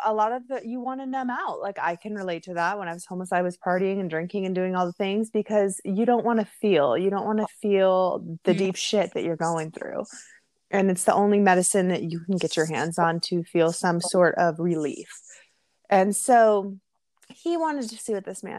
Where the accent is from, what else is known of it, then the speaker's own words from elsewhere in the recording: Seattle, Washington, United States; I grew up in Seattle